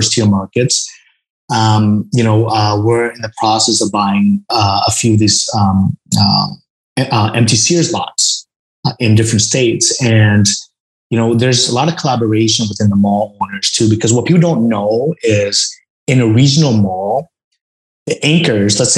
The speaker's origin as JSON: {"language": "English", "country": "Vietnam", "moved": "yes", "said": "I'm originally from Vietnam, and I go to Vietnam every single year"}